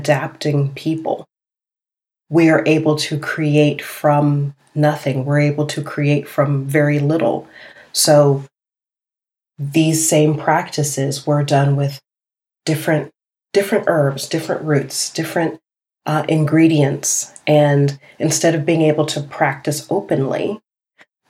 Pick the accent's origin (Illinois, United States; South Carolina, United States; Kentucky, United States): South Carolina, United States; Charleston; coming from the part of the world that I'm from Charleston, and I have a Gullah Geechee background